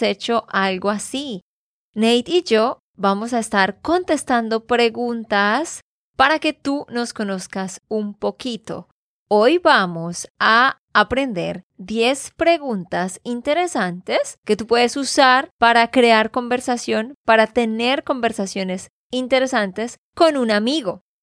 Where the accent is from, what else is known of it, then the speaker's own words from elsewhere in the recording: Santander, Colombia; de Santander, Colombia